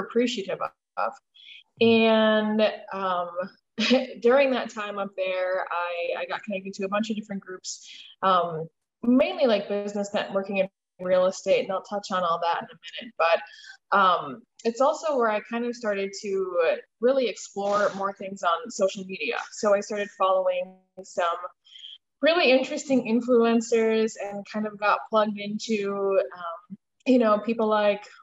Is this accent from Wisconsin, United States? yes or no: yes; Milwaukee, Wisconsin, United States; moved away as an adult; also born or lived in Minneapolis, Minnesota; I am a born and raised Wisconsin girl. So I reside in Milwaukee, and I spent my formative years here and lived in Milwaukee